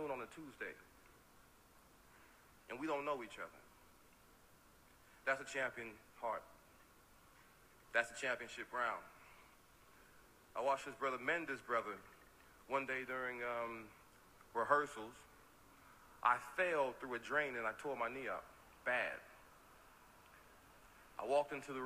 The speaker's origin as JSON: {"language": "English", "region": "Texas", "country": "United States", "said": "I'm a Texan"}